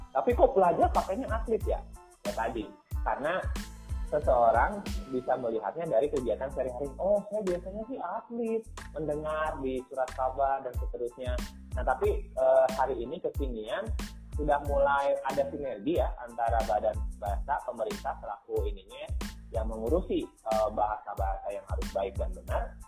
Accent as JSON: {"language": "Indonesian", "town": "Karawang", "region": "West Java", "country": "Indonesia", "tie": "born or raised there", "also_born_or_lived": "Bandung", "accent": "Sundanese Karawang", "said": "saya orang Karawang asli"}